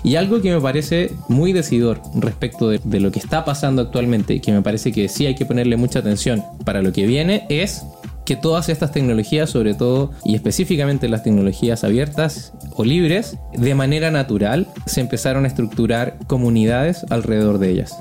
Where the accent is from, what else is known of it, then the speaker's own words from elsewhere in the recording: Chile; now in Mexico; yo, que soy chileno, extranjero viviendo en México